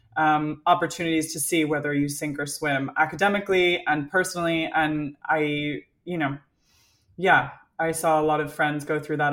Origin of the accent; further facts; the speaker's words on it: Colorado, United States; also born or lived in California; now in United Kingdom; I'm from Colorado, lived in California